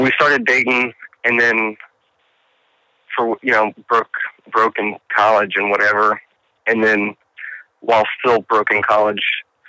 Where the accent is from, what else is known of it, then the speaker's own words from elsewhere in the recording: Lafayette, Louisiana, United States; also born or lived in Montana; I've lived in Louisiana since I was three